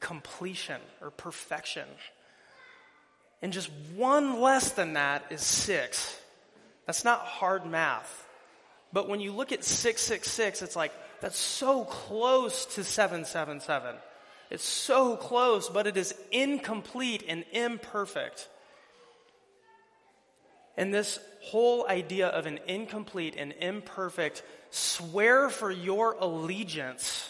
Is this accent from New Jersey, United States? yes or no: no; Fort Dodge, Iowa, United States; moved away; I'm originally from the Fort Dodge area